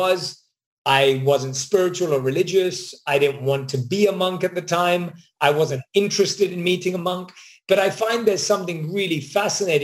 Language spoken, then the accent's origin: English; London, United Kingdom; moved away; Born and raised in London